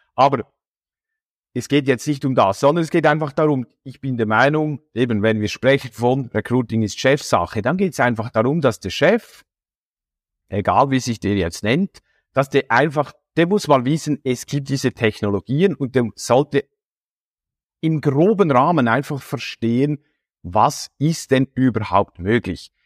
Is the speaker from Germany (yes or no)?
no; Switzerland; bei uns in der Schweiz